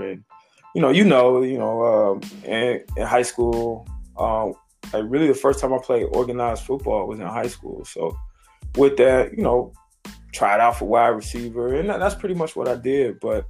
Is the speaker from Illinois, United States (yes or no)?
yes; Chicago, Illinois, United States; also born or lived in Huntsville, Alabama; So I grew up in Chicago since the fifth grade, and then we were here. My family's from Nigerian descent, so my family came here to the United States.